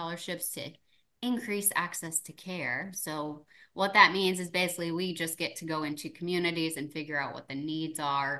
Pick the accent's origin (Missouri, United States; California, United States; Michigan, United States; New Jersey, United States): Missouri, United States; St. Louis; I was born and raised in St. Louis